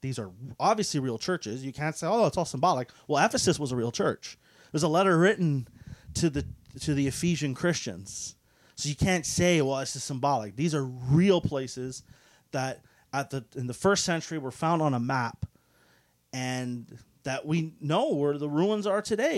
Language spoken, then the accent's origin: English; Canada; for us in the West, we're, we're Canadian, uh, so we are more secular